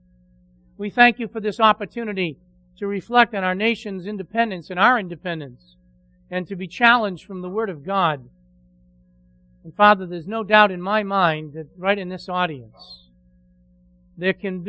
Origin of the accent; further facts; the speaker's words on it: United States; we are enjoying our freedoms and privileges as an American citizen